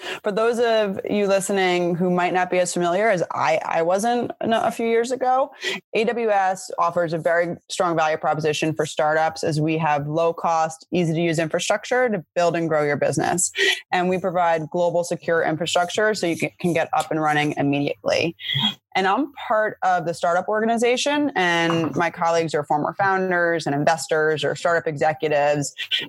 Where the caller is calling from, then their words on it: suburb of New York City, United States; I'm calling from my parents' house in a suburb of New York City